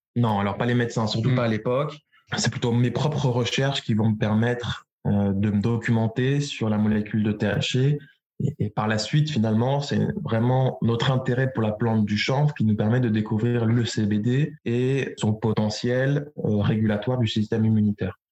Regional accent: Luberon, Provence-Alpes-Côte d'Azur, France; moved away as an adult; also born or lived in London; now in Bordeaux, France; Je suis originaire du euh, sud-est de la France. Mes parents possèdent une exploitation viticole au pied du Luberon, en Provence

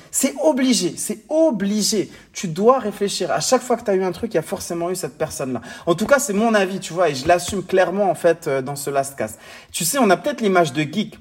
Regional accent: Morocco; mon pays natal, le Maroc

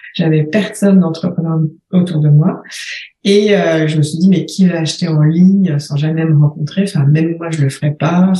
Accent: France; moved away as an adult; also born or lived in Paris, France / Shanghai, China / Rochester, United States; now in Uccle, Belgium; J'ai quitté la France en 2005

